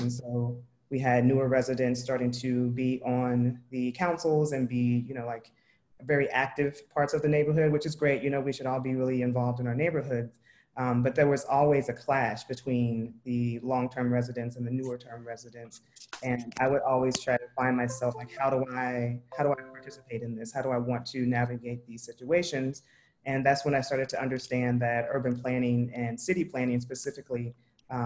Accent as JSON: {"language": "English", "town": "Tulsa", "region": "Oklahoma", "country": "United States", "tie": "born or raised there", "said": "I grew up in Tulsa, Oklahoma"}